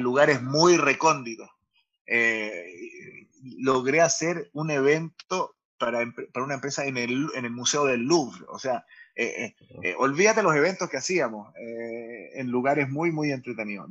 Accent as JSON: {"language": "Spanish", "country": "Chile", "tie": "born or raised there", "also_born_or_lived": "Israel", "said": "soy israelí chileno, a los tres años me vengo a Chile, nací en Israel"}